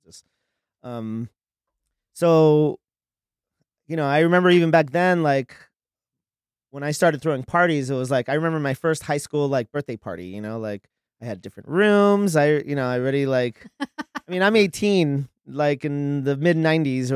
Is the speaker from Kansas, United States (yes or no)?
no; Los Angeles, California, United States; also born or lived in Miami, Florida / San Fernando Valley; my mom like relocated to LA when I was like a year old, and I grew up out here in Hollywood